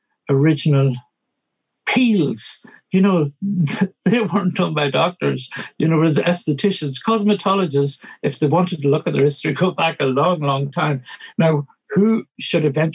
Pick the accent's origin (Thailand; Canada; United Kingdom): United Kingdom; Northern Ireland; now in Ireland; I carry a British passport. I grew up in Northern Ireland